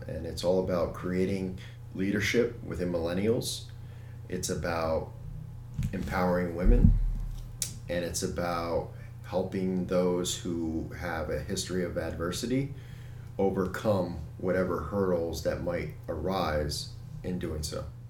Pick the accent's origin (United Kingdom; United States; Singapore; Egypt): United States; Hellertown, Pennsylvania; I grew up in Hellertown